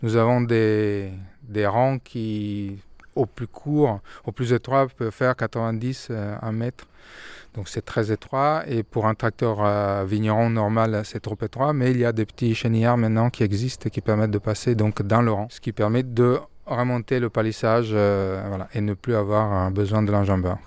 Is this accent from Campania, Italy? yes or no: no; Milan, Lombardy, Italy; moved away as an adult; now in France; je suis de Milan ils nous sont rencontrés à Milan. Moi, j'ai fait toutes mes études à Milan